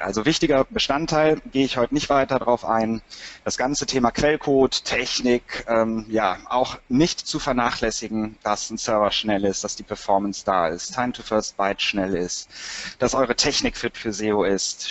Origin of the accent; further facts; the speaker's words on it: Cologne, North Rhine-Westphalia, Germany; bin eine echte Kölsche Jung